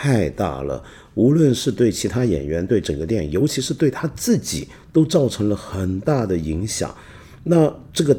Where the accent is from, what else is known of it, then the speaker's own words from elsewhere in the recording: Guangdong, China; 你知道这个我们广东人，凡在这个临北以上的地方，我们都叫做北方人、北方佬。